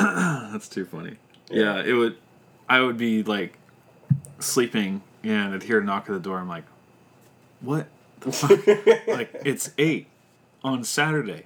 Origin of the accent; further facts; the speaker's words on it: Sacramento, California, United States; I grew up in Sacramento